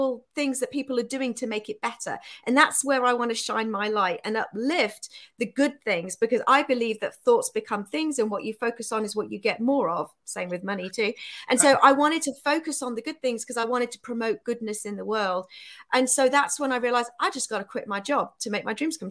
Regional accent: United Kingdom; accent: England; moved away as an adult; also born or lived in Bangladesh; now in Austin, United States; I was raised in the UK

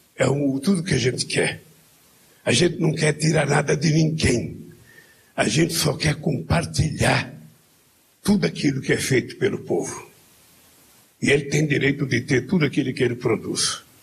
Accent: Pernambuco, Brazil; não sou baiano, sou pernambucano

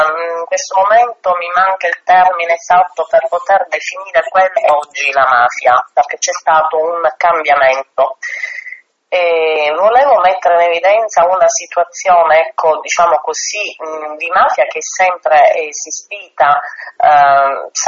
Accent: Sicily, Italy; io sono siciliana

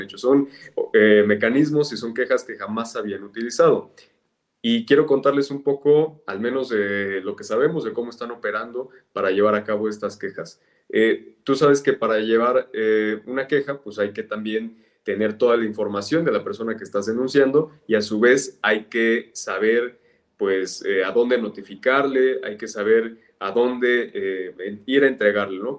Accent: State of Mexico, Mexico; soy mexiquense

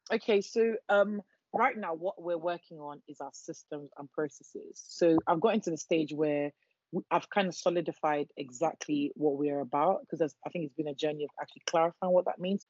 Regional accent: Nigeria; moved away; I'm Nigerian

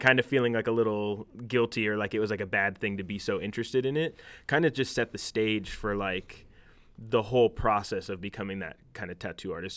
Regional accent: Union City, California, United States; I grew up in Union City

